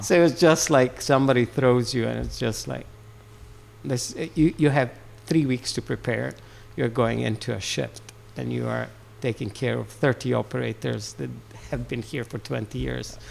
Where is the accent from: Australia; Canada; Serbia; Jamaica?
Serbia; moved away as an adult; also born or lived in Aberdeen, Scotland; now in United Kingdom; I'm Serbian.